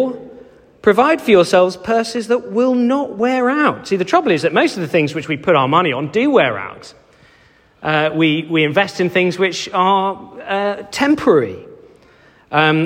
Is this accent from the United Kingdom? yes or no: yes; Cheltenham, South West England, United Kingdom; I grew up in Cheltenham